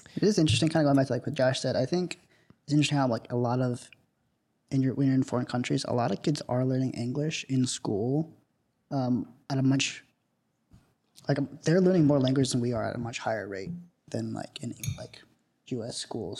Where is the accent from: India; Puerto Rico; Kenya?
India; South India; moved away; my house in India